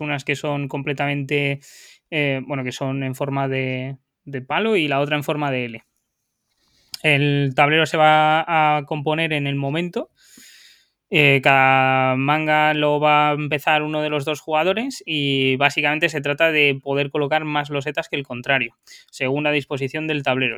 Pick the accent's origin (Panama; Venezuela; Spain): Spain; León, Castile and León; yo en León es donde más lo he jugado porque soy de ahí